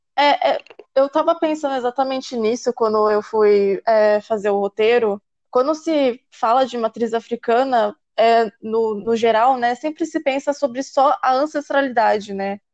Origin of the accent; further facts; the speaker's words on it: Campinas, São Paulo, Brazil; eu sou campineira, eu estudei aqui desde sempre